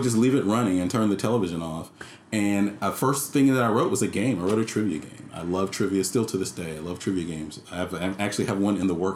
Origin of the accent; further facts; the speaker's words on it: Atlanta, Georgia, United States; moved away as an adult; also born or lived in West Philadelphia, Pennsylvania / Charleston / Goldsboro, North Carolina; I was raised in the South. I'm from Atlanta